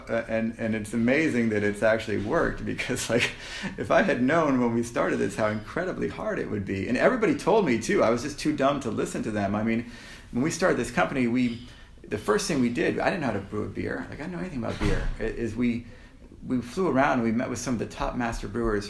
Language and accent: English; Canada; we're Canadian